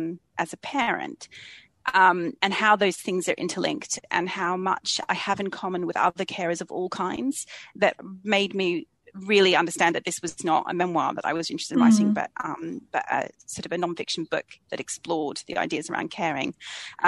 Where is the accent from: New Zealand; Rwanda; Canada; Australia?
Australia; moved away as an adult; now in London, United Kingdom; I was born and raised in Australia, but I've been living in London for about 20 years now